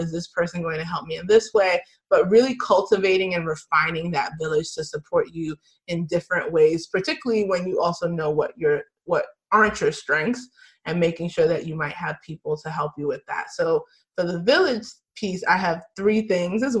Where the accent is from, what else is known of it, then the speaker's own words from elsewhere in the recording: United States; I'm Nigerian American. I grew up here in America, but my family was born in Nigeria.